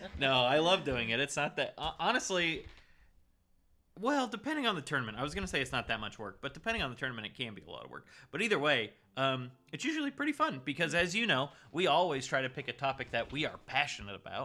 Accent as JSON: {"language": "English", "region": "California", "country": "United States", "tie": "born or raised there", "said": "I grew up in California"}